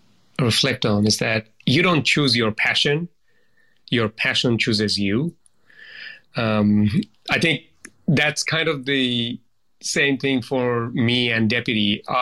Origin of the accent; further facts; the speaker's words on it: Bangladesh; now in Australia; background in Bangladesh standards, and then coming to Australia I often think of the fact that, you know, being Australian is not a right, it's a privilege